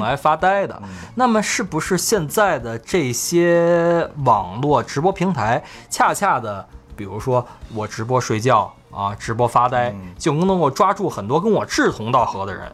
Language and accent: Chinese; China; 我们中国人还比较含蓄